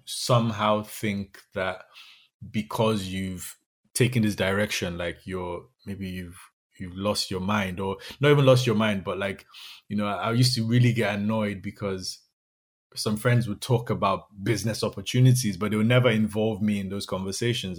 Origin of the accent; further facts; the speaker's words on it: Nigeria; moved away; also born or lived in Dublin, Ireland; I'm from Nigeria.